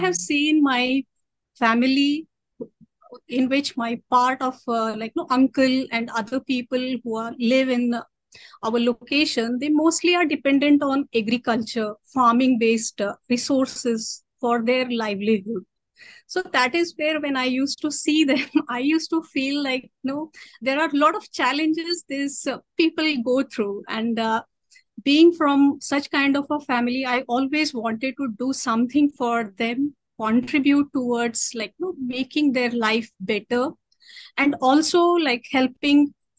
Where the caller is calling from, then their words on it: Latur, Maharashtra, India; I am currently located in Latur, Maharashtra.